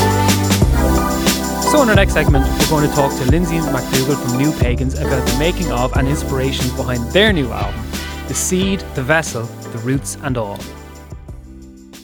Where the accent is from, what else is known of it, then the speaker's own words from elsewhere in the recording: Waterford, Munster, Ireland; I grew up not in Dublin, but in Waterford, in similar circumstances